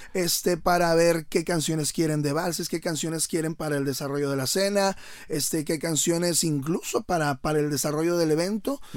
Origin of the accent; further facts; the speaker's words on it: León, Guanajuato, Mexico; moved away as an adult; now in Monterrey, Mexico; soy oriundo de León, Guanajuato